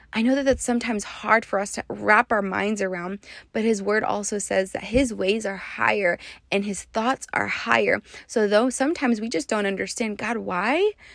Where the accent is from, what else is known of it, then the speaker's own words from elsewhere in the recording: West Texas, United States; moved away as an adult; now in Las Vegas, United States; I'm also from West Texas